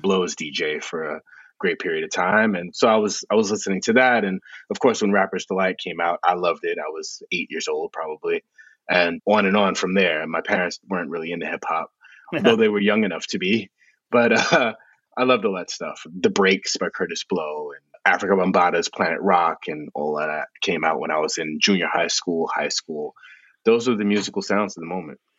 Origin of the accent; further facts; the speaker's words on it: New York City, New York, United States; I grew up in the South Bronx